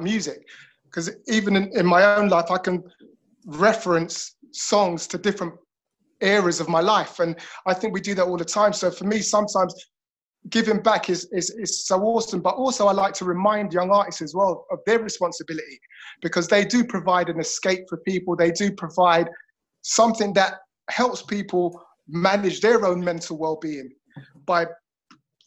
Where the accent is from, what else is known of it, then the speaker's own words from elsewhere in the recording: London, United Kingdom; moved away as an adult; now in Liverpool, United Kingdom; I'm a Londoner